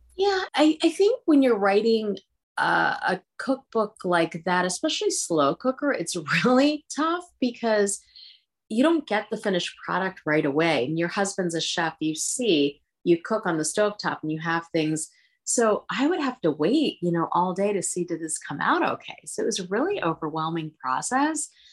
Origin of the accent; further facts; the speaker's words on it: Philadelphia, Pennsylvania, United States; first language Hindi; English is a second language; also born or lived in India / Punjab; I'm from Philadelphia